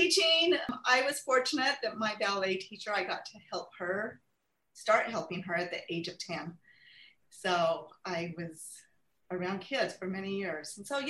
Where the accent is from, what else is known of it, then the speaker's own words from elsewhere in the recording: Clinton, Utah, United States; I grew up here locally in Clinton, Utah, attended schools, Fremont, Sunset Junior High, and Clearfield High School